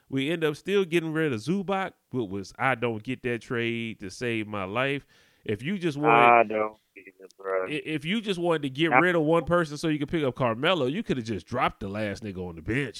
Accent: Louisiana, United States; I'm from Louisiana.

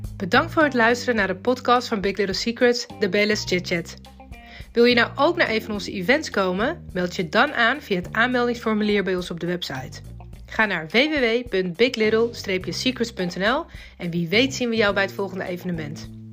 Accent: Amsterdam, North Holland, Netherlands; we komen allemaal uit Amsterdam.

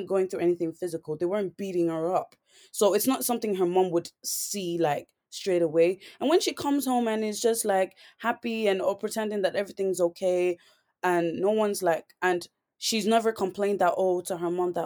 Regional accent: Ireland; growing up in Ireland, I did go through a lot of things, you know, being the only girl, like the only black girl in my school

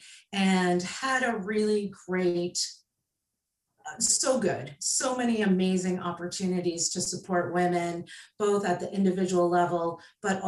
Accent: Canada; also born or lived in Prince Edward Island, Canada; I am Canadian. I live on Prince Edward Island

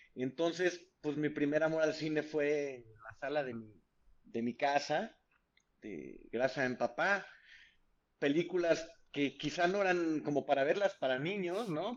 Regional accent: San Luis Potosí, Mexico; yo soy de San Luis Potosí, soy originario de San Luis Potosí, del centro del país

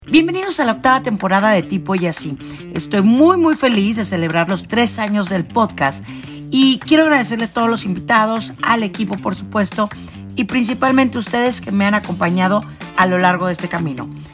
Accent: Monterrey, Nuevo León, Mexico; now in Mexico City, Mexico; desde mi tierra natal, que es Monterrey. Yo me encuentro en Ciudad de México

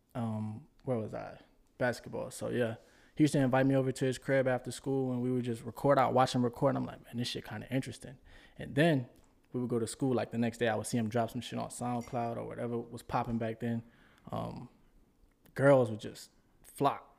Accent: New Orleans, Louisiana, United States; moved away as an adult; also born or lived in Houston; Originally born and raised in New Orleans.

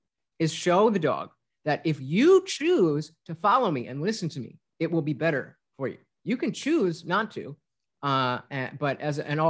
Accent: United States; I'm an American child

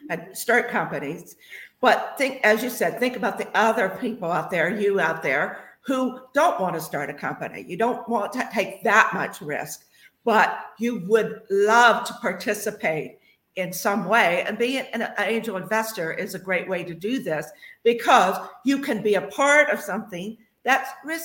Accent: Franklin, Ohio, United States; I grew up in Franklin, Ohio, just south of Dayton

